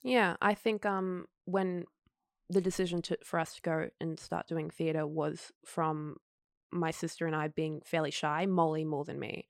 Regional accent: Queensland, Australia; moved away as an adult; now in Sydney, Australia; I'm a Queenslander

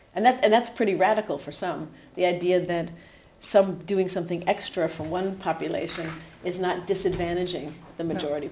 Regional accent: New Hampshire, United States; moved away as an adult; also born or lived in Aarhus, Denmark; now in Denmark; maybe you could hear from my accent that I'm from the U.S. still, despite living in Denmark 25 years. But I grew up in New Hampshire

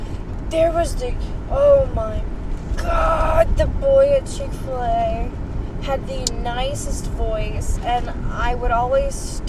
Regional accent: Ohio, United States; I've been stuck in Ohio my whole life. Not Dayton, specifically. I've only been stuck in Dayton for 2 years

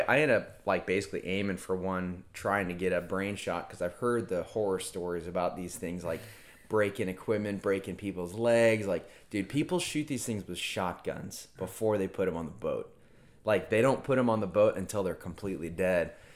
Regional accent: Merritt Island, Florida, United States; born or raised there; also born or lived in Virginia

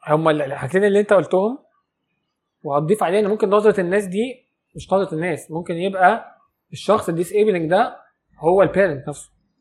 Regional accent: Egypt; انا مواطن مصري عادي

